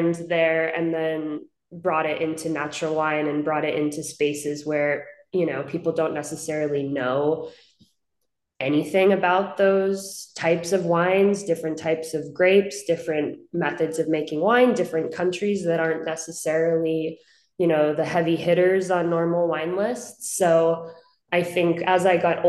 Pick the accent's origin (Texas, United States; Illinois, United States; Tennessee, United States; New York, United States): New York, United States; Hudson Valley; moved away as an adult; now in Los Angeles, United States; I grew up in Hudson Valley in New York, about 60 miles north of the city